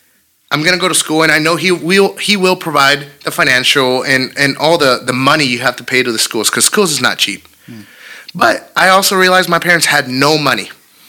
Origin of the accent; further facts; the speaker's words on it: California, United States; moved away as an adult; also born or lived in Vicenza, Italy; I wanted to just leave my hometown. I wanted to leave amazing California